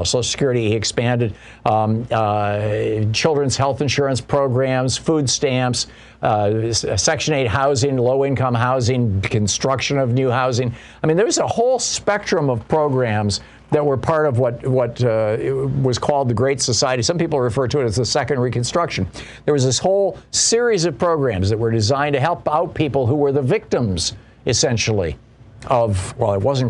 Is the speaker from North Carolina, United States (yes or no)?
no; Michigan, United States; also born or lived in San Francisco, California; I grew up in Michigan